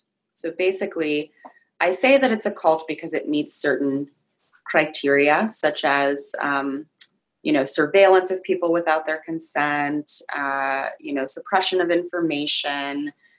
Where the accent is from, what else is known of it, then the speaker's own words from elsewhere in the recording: Oakland, California, United States; born there; I was born in Oakland, California in 1985.